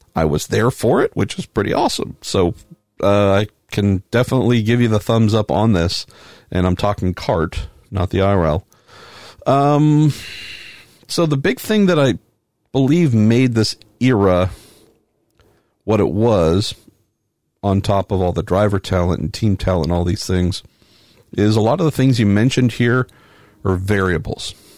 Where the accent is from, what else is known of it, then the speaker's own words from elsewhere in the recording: Northern California, United States; growing up in Northern California